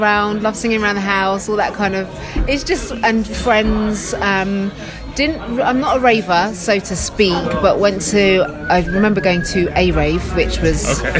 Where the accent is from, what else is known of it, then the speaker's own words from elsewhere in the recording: London, United Kingdom; I grew up in Queen's Park initially and then moved to Northwest London in Harrow.